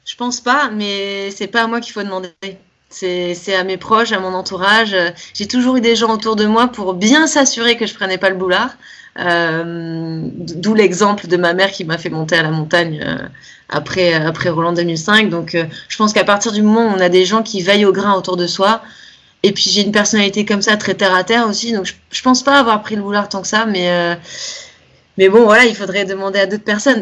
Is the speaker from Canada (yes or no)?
no; Nice, Provence-Alpes-Côte d'Azur, France; now in Cannes, France; je suis de Nice à la base, maintenant j'habite à Cannes, c'est la Côte d'Azur